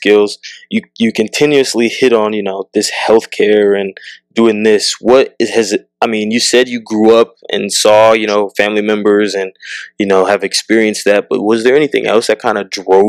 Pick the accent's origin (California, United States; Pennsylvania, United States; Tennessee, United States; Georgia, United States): California, United States; Southern; growing up in Southern California, not a lot of black people